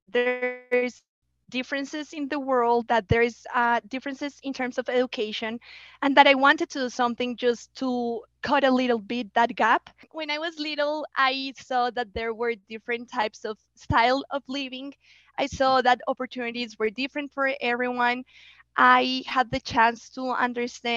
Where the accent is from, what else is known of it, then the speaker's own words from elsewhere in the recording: Bogota, Colombia; English is a second language; moved away; also born or lived in United States; I was living in Bogota. I was born in Bogota. I'm a city girl.